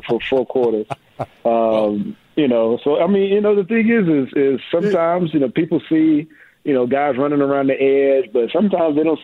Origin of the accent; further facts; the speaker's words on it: Mexia, Texas, United States; moved away as an adult; Grew up in Mahia, Texas, about an hour and a half south of Dallas